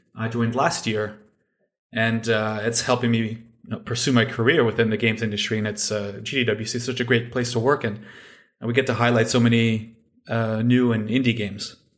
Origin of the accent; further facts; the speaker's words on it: Canada; moved away as an adult; now in Finland; I'm originally from Canada, but I'm living now in Finland, uh, for the last few years.